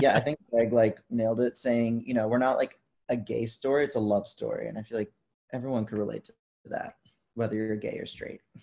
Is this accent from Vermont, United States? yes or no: yes; Vermont, United States; I'm from Vermont.